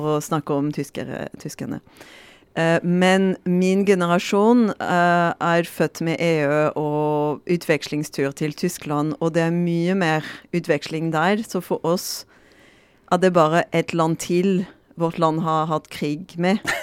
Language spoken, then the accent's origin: Norwegian; France; Norwegian is a second language; moved away as an adult; now in Norway; vi er ikke forberedt for det som franskmann